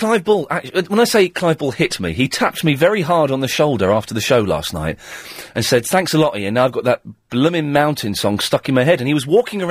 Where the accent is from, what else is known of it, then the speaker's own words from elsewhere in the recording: Slough, South East England, United Kingdom; I come from Slough and that's how I was brought up.